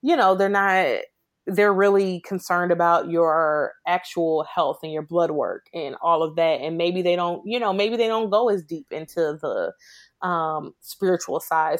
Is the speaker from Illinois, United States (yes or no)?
yes; Chicago, Illinois, United States; now in Memphis, United States; I was born and raised in Chicago